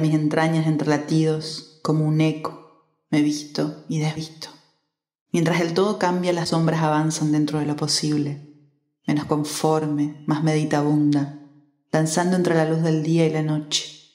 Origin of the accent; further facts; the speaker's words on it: Corrientes, Argentina; now in Brazil; más cerca de mi ciudad natal